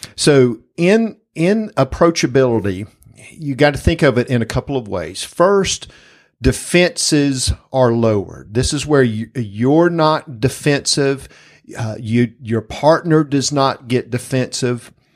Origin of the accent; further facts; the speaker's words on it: Springfield, Georgia, United States; growing up in South Georgia, this house that we lived in at the time in Springfield, Georgia